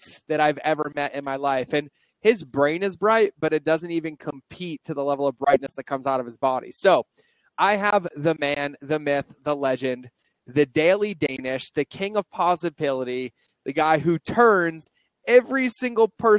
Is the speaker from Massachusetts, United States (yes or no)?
yes; Massachusetts, United States; moved away; I'm from the Northeast as well. I'm a Massachusetts kid